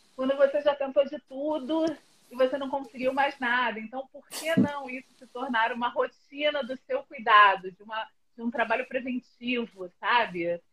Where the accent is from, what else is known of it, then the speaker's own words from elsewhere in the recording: Rio de Janeiro, Brazil; moved away as an adult; now in São Paulo, Brazil; eu sou do Rio e moro aqui há dois anos